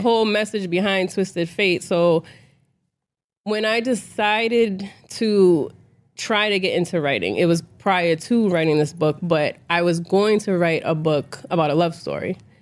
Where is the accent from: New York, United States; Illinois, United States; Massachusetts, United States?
Massachusetts, United States; Boston; I am from Boston, so, you know, I'm from an environment where a lot of us wasn't poured into